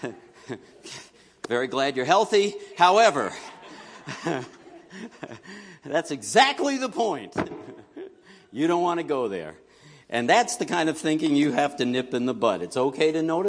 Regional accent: New York City, New York, United States; moved away; I grew up in New York City.

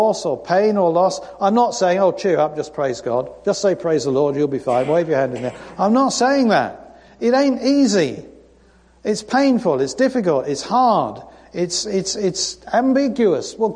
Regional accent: United Kingdom; moved away; I'm British

